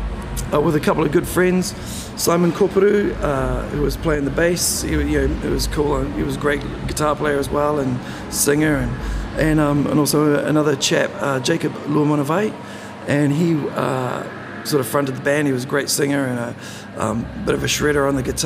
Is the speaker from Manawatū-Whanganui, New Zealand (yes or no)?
no; Bluff, Southland, New Zealand; Yeah, so I grew up in Bluff. It's a great place to raise your kids, I think, you know?